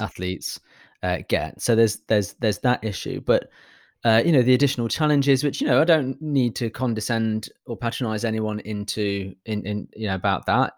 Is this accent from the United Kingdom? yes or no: yes; United Kingdom; I'm British